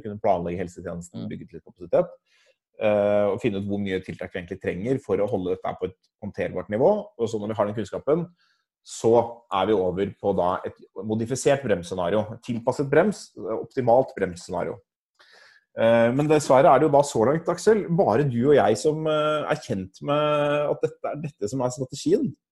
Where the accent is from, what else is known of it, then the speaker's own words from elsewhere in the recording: Norway; Norge er jo et land hvor vi er, vi er vant til å tenke på selv som en, et relativt enhetlig land